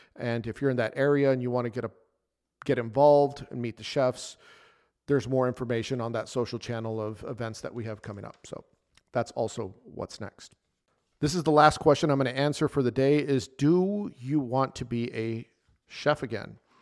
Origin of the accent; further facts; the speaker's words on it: El Paso, Texas, United States; El Paso, Texas, which is my hometown